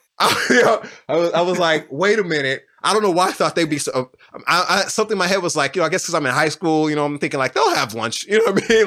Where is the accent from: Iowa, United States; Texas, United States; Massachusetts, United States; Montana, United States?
Texas, United States; Houston; moved away as an adult; now in Austin, United States; I grew up on South West Side of Houston